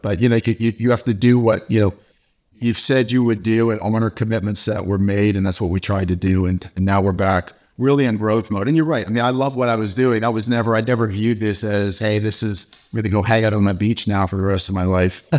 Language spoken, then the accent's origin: English; Canada; moved away; also born or lived in South Africa / Dallas; I'm originally from Canada